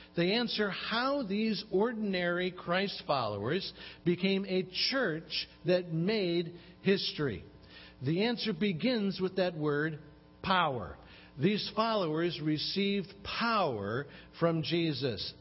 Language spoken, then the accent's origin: English; Chicago, Illinois, United States; I grew up in Chicago uh, where it could get really cold